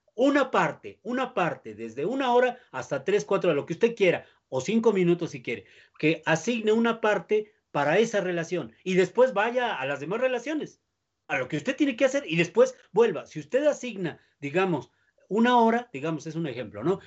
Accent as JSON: {"language": "Spanish", "country": "Mexico", "said": "nosotros como mexicanos"}